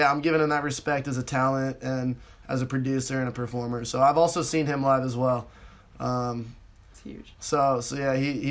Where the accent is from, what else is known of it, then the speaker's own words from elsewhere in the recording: West Coast, United States; you know I'm from the West Coast.